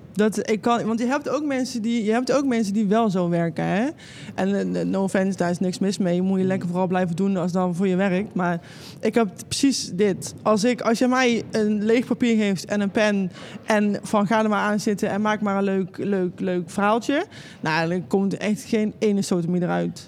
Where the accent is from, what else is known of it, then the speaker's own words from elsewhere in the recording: North Brabant, Netherlands; Ik ben een Brabander